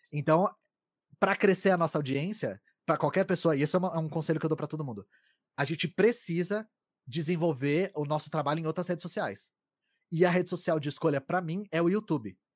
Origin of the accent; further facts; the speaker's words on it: São Paulo, Brazil; Eu, eu cresci na Grande São Paulo, então eu tinha um sotaque parecido com o seu, que era da porta porteira